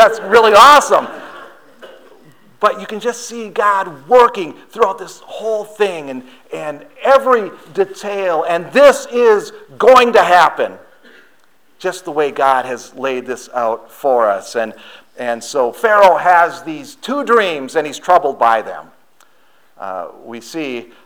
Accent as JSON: {"language": "English", "region": "Wisconsin", "country": "United States", "moved": "yes", "said": "I'm from Wisconsin"}